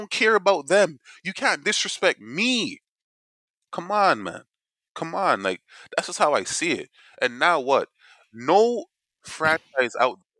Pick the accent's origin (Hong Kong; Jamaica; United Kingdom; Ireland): Jamaica; we're Jamaican